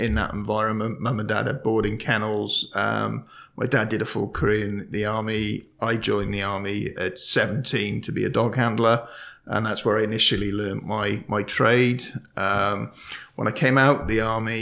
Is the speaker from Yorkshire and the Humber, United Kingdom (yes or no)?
no; Cardiff, Wales, United Kingdom; I'm from Cardiff in Wales, UK. So I run a training business back home